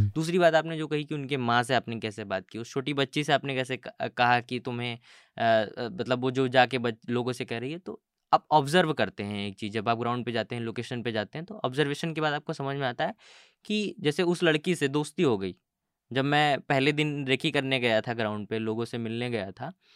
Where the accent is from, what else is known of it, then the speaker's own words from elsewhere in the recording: Mirzapur, Uttar Pradesh, India; मैं मैं जिस जगह से आता हूँ मैं हम्म। मिर्ज़ापुर से आता हूँ उत्तर हम्म। प्रदेश के